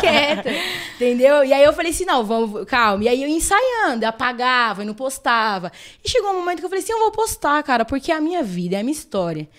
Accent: São Paulo, Brazil; sou nascida e criada no Capão

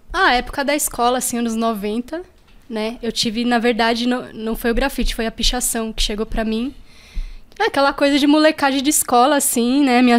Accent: São Paulo, Brazil; born there; Eu nasci na Zona Oeste, é, ali na região da Vila Indiana, tal, Morro do Querosene.

